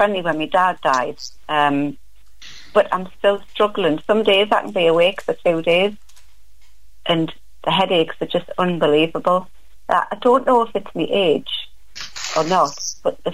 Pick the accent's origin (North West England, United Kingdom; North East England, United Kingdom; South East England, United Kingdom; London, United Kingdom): North East England, United Kingdom; Newcastle upon Tyne; I'm actually from Newcastle. I don't know if you know Newcastle upon Tyne, where the football club is